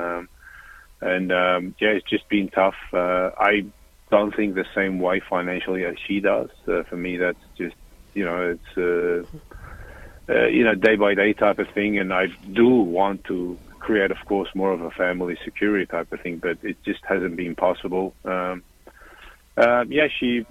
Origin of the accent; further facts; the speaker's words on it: Melbourne, Victoria, Australia; moved away as an adult; I'm originally from Melbourne, Australia, and I moved here because mm-hmm. of her 12 and a half years ago.